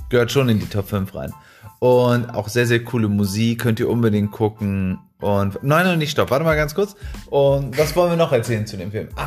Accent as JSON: {"language": "German", "country": "Mexico", "said": "weil wir kommen ja aus {S0} Mexiko"}